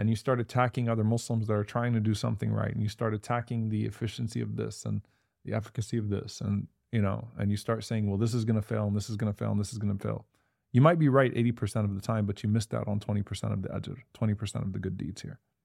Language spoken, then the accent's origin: English; United States; We're still American in that we care for our American neighbors.